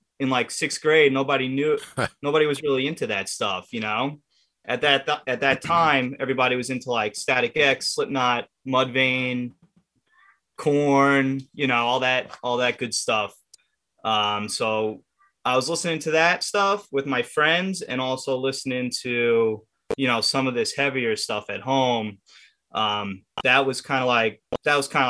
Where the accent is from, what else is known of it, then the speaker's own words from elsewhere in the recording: Merrick, New York, United States; I grew up in Merrick. I'm from Long Island.